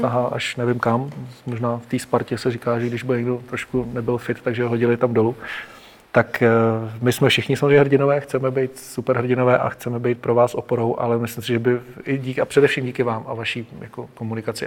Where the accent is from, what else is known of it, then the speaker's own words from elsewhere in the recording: Hořovice, Central Bohemian Region, Czechia; já jsem z Hořovic a to máme podbrdský noviny